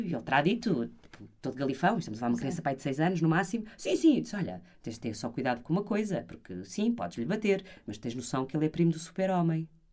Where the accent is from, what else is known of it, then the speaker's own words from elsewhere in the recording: Porto, Norte, Portugal; eu sou do Porto